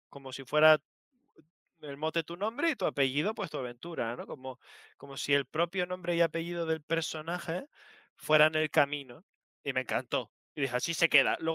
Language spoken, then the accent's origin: Spanish; Canary Islands, Spain; Como soy, canario, era zanahoria.